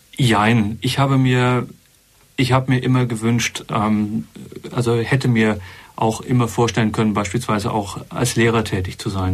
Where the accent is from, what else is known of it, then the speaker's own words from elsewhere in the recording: Berlin, Germany; moved away as an adult; also born or lived in Gotha, Thuringia / Heiligenkreuz, Austria; Mit elf Jahren ist die Familie nach Berlin gezogen. Ich bin also dort mehr oder weniger groß geworden